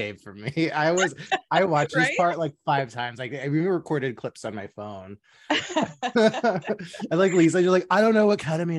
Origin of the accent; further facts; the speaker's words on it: Dallas, Texas, United States; I'm from Dallas.